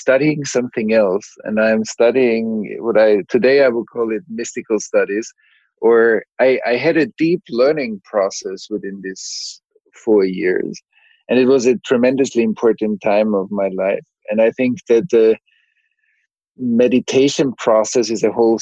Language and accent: English; Vienna, Austria; In Austria, Vienna.